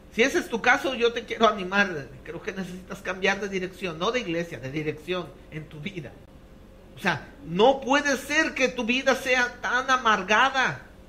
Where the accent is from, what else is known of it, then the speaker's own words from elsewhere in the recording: Mexico; como los mexicanos